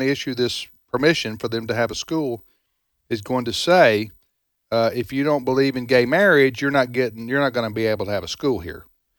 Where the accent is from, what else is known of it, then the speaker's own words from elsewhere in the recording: the South, United States; I'm a Southerner myself, but I've traveled the country